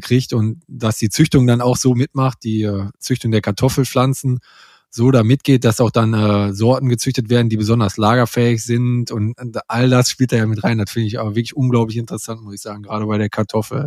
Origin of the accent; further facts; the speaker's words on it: North Rhine-Westphalia, Germany; hier am Niederrhein, oder wo ich herkomme aus der Gegend